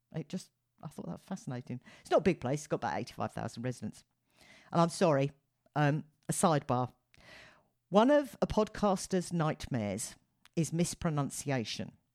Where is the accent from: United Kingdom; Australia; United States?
United Kingdom; as a Brit